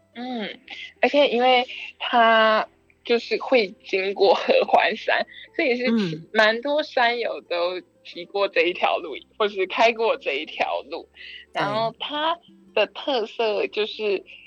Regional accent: Tainan, Taiwan; 因为我是台南人

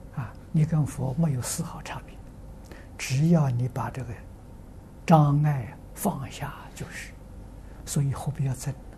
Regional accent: Tangchi, Anhui, China; 那所以我在汤池，我的家乡，那个地方偏僻，啊，是小城市偏僻

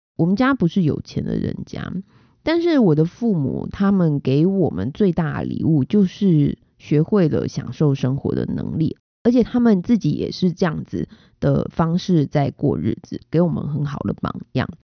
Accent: Taiwan; 身为台湾人实在是很骄傲，也很幸福

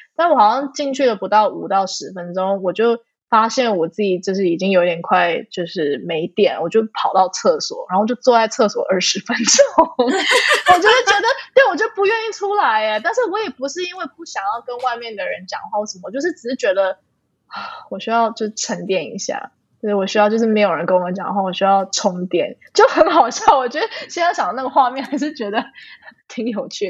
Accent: Canada; moved away; also born or lived in Taiwan; 我们可能在国外长大

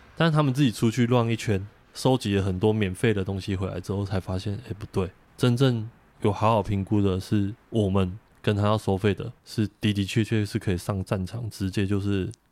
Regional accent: Taichung, Taiwan; 因为我老家在台中

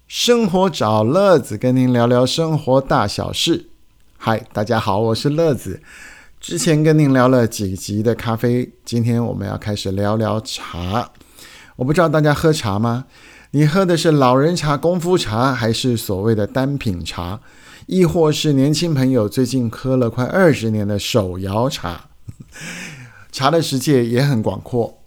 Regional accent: Taiwan; 也就是我们台湾人俗称的乌龙茶系

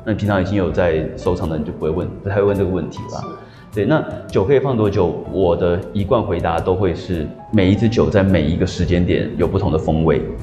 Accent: New Zealand; moved away as an adult; now in Taiwan; 小时候在纽西兰长大

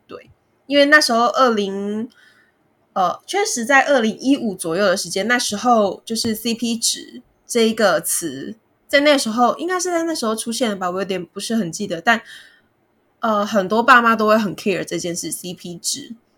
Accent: Kaohsiung, Taiwan; now in Taipei, Taiwan; 我们的仓库设置在高雄，就是我的家乡

